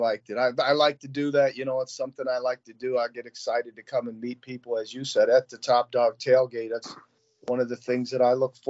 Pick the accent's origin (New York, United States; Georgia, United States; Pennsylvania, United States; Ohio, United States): Ohio, United States; Toledo; Growing up in Toledo in the 70s, all right, kind of aging myself here.